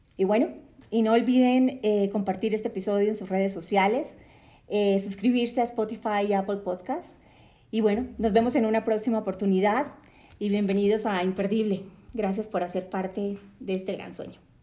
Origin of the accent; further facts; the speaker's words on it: Cartagena, Bolívar, Colombia; Nací en Cartagena de Indias, Colombia, Em, crecí rodeada de una brisa caribeña deliciosa